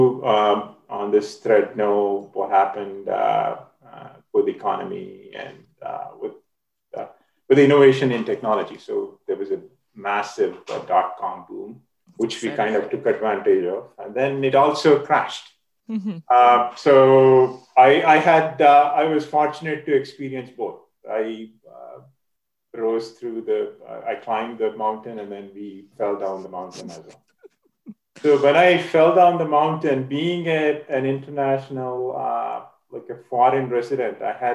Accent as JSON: {"language": "English", "country": "India", "tie": "born or raised there", "moved": "as an adult", "said": "I'm originally from India. I did collegiate swimming in India"}